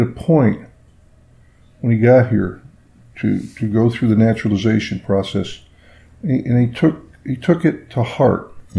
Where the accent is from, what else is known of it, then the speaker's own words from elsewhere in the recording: East Rochester, New York, United States; But I was born in 1941 in Rochester, New York, but lived in a small suburb called East Rochester, New York. Small town, you know, good portion of the town were Italian immigrants settled in there.